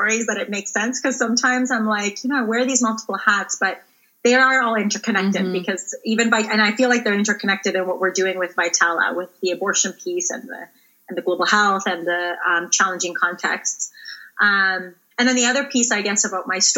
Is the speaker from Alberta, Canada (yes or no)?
no; Ontario, Canada; I grew up in Ontario